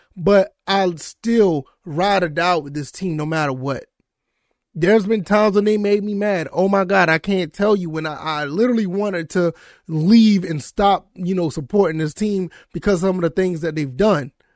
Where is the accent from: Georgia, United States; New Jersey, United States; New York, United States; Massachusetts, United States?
Georgia, United States; Savannah; I was born and raised in Savannah, Georgia